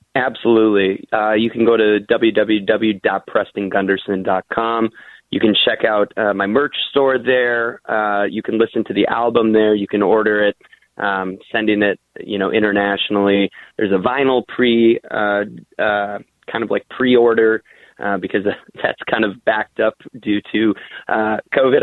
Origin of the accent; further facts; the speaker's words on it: the Iron Range, Minnesota, United States; I'm proud to be from the Iron Range, and um, you know, it's it's interesting growing up there.